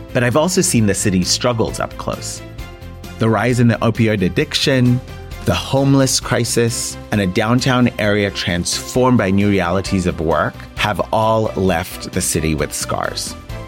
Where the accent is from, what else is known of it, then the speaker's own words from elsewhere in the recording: San Francisco, California, United States; my hometown, San Francisco